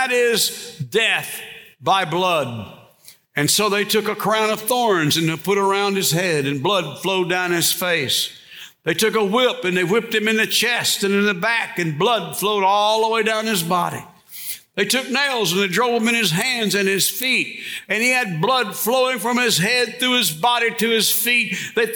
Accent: Bastrop, Louisiana, United States; When I was in high school, I grew up over here in Bastrop, about 20 miles from here.

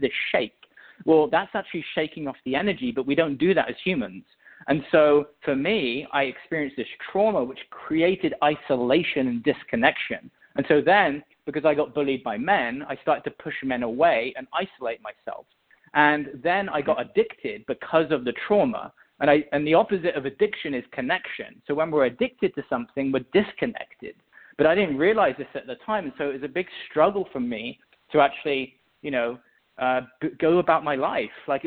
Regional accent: England, United Kingdom; I was born in England, and I mean, I had a pretty normal childhood growing up, honestly

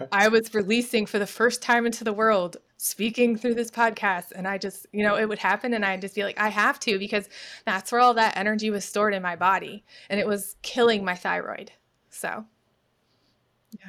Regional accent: New York, United States; moved away as an adult; also born or lived in Myrtle Beach, South Carolina; now in Suwanee, United States; I was born and raised in New York.

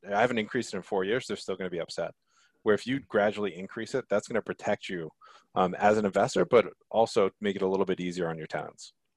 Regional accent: Connecticut, United States; growing up in Connecticut

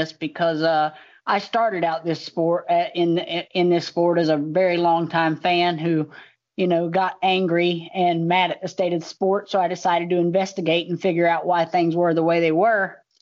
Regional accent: the South, United States; I'm from the South

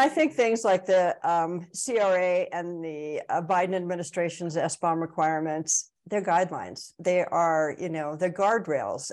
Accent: California, United States; I'm from California

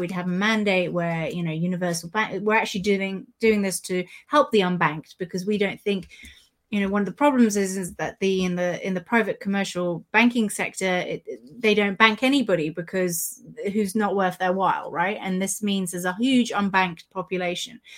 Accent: United Kingdom; as a Brit

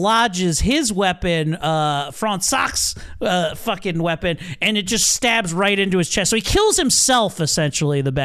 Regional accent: Baltimore, Maryland, United States; accent: Baltimore; I turn on my Baltimore accent when I see cool things, because that's how dullards talk, and I love that about my heritage

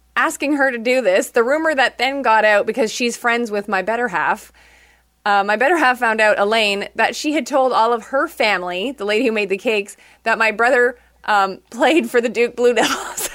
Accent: Quebec, Canada; moved away as an adult; also born or lived in Toronto; I was from Quebec

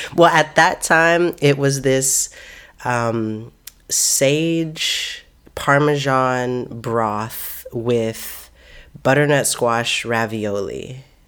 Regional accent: Seattle, Washington, United States; moved away as an adult; also born or lived in Oakland; now in Seattle, United States; I grew up in Seattle. My family's, my family is from Seattle many generations back

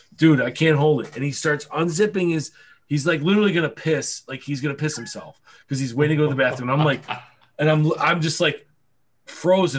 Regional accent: Buffalo, New York, United States; I'm from Buffalo. Oh, it's cold there

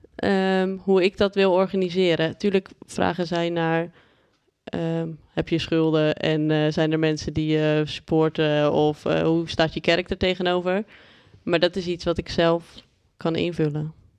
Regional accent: Haastrecht, South Holland, Netherlands; now in Amsterdam, Netherlands; ik ben opgegroeid in Haastrecht. Daar hadden we meer, hebben we meer koeien dan mensen

